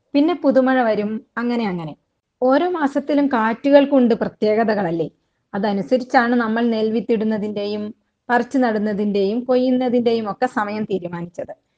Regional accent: Wayanad, Kerala, India; പശ്ചിമഘട്ടത്തിലെ അതീവ പരിസ്ഥിതി പ്രാധാന്യമുള്ള വയനാട്ടിൽ ജനിച്ചു വളർന്ന ആളാണ്

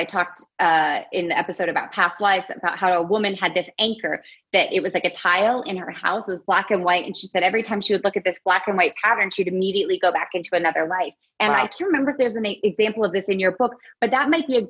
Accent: Alaska, United States; I grew up in Alaska

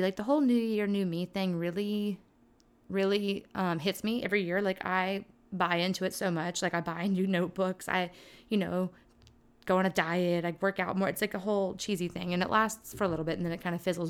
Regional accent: Lake Charles, Louisiana, United States; moved away; my hometown of Lake Charles

